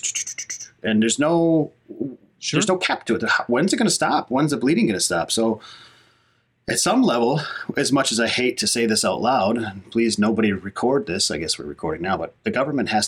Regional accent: Hayward, Wisconsin, United States; moved away; I'm in northern Wisconsin, back into my hometown here in Hayward.

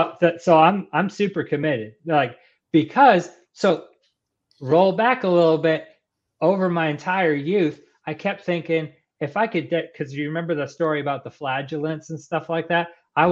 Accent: Texas, United States; born there; accent: Texan; So I was born in Texas, lived in Texas a couple times, stationed in Texas a couple times.

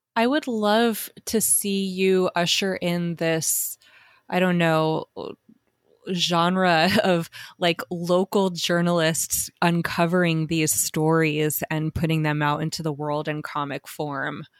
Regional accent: Southwest, United States; I'm from the Southwest also

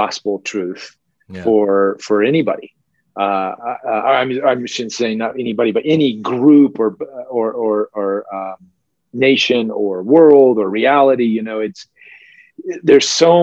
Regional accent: Atlanta, Georgia, United States; moved away as an adult; also born or lived in Japan; I'm here in the States, where I grew up in Atlanta, rural Atlanta, Georgia

